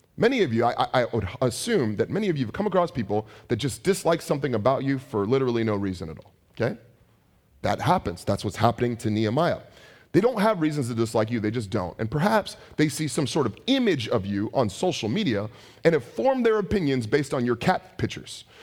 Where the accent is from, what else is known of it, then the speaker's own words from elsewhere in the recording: San Francisco Bay Area, California, United States; I'm from the Bay Area